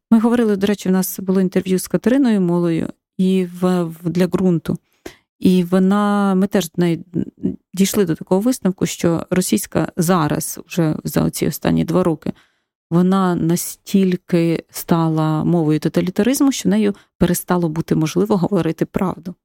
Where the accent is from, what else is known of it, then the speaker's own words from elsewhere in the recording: Ukraine; first language Ukrainian; moved away as an adult; also born or lived in Kyiv / Barcelona; Я виросла все рівно з українською свідомістю в україномовній сім'ї